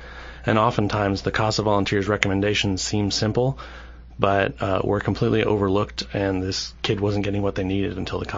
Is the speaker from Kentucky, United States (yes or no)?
yes; Central Kentucky, United States; I'm a lifelong resident of Central Kentucky